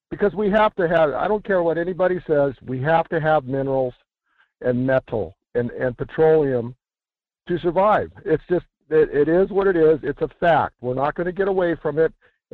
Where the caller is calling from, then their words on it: Fairbanks, Alaska, United States; This is … up here in Fairbanks.